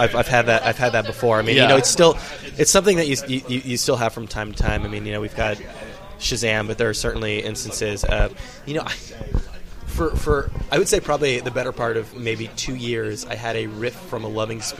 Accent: Bay Area, California, United States; now in New York City, United States; I'm from the Bay Area, so we have our own things up there.

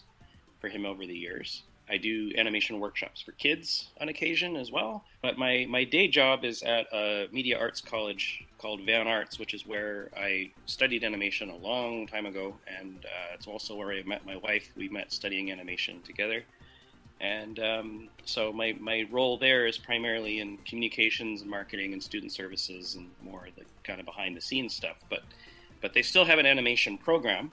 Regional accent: Grosse Pointe, Michigan, United States; moved away as an adult; now in Vancouver, Canada; I'm originally from Grosse Pointe, Michigan, which is just outside of Detroit. I lived there for the first half of my life

